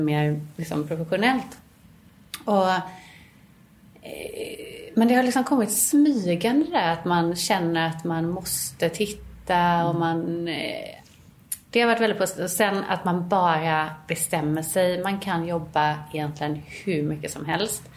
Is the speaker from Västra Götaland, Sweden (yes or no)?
yes; Gothenburg, Västra Götaland, Sweden; now in Stockholm, Sweden; vi kommer ju båda från Göteborg